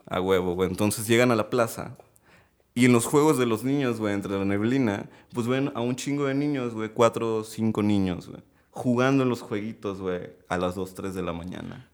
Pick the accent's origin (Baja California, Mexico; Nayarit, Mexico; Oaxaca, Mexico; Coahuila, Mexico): Nayarit, Mexico; Tepic; also born or lived in Mazatlán, Sinaloa; a los 7, 8 años, llego a vivir ahí aproximadamente unos 7 años más. Entonces, bueno, pues crezco ahí